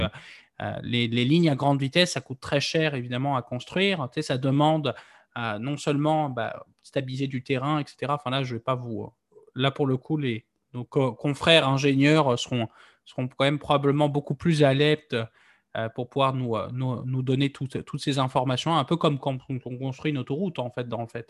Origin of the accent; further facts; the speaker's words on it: Nantes, Pays de la Loire, France; je suis nantais d'origine. Moi, quand j'étais euh, gamin, bah, on, on, pouvait très facilement partir du centre-ville de Nantes